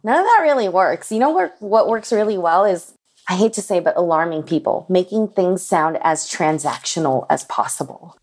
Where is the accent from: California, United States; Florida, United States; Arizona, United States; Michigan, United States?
California, United States; Los Angeles; I grew up in Koreatown in Los Angeles in the nineties